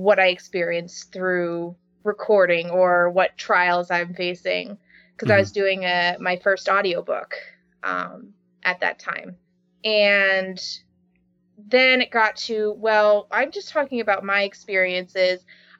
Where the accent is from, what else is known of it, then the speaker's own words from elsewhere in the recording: North West England, United Kingdom; accent: English; everybody wanted my English accent. Right. Which is like, okay. So this was the first real big part that I was able to use my natural voice for.